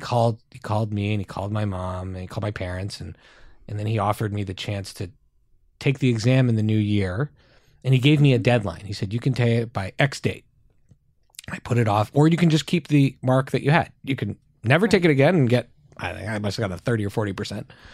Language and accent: English; Montreal, Quebec, Canada; our community we grew up in in Montreal is extremely Jewish